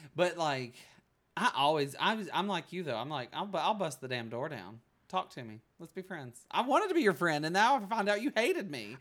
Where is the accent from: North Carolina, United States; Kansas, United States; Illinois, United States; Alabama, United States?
Alabama, United States; Bug Tussle; also born or lived in New York; now in Los Angeles, United States; I'm from Bug Tussle